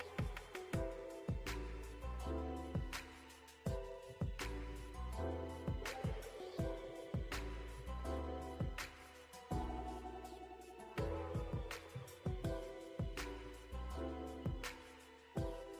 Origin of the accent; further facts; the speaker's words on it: New York, United States; I'm from New York